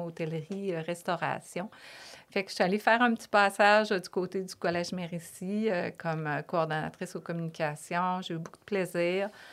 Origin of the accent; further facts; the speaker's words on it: Lévis, Quebec, Canada; accent: Québécois; moved away as an adult; also born or lived in Toronto / Paris; je suis une fille euh, de Lévis, vraiment une Lévisienne profonde. ma mère, mon père, on, est tous, tous de Lévis.